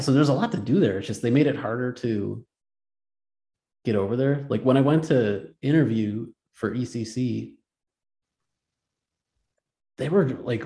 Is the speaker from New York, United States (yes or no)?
yes; Buffalo, New York, United States; I'm from Buffalo, New York